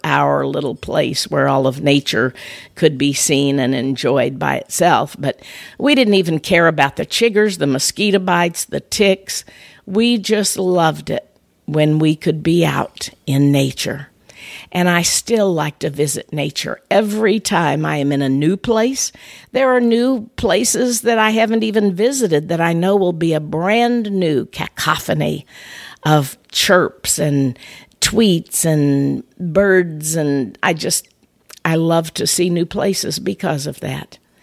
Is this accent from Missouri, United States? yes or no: yes; north of Saint Louis, Missouri, United States; In my hometown, up in the area north of Saint Louis